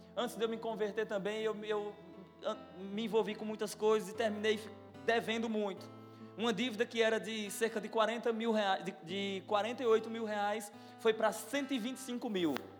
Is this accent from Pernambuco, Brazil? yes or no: yes; Gravatá, Pernambuco, Brazil; moved away; quando eu congregava lá em Gravatá, na cidade que eu nasci, lá em Pernambuco